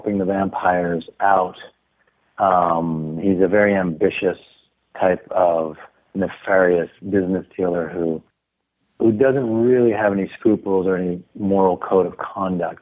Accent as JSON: {"language": "English", "country": "Canada", "said": "Being Canadian"}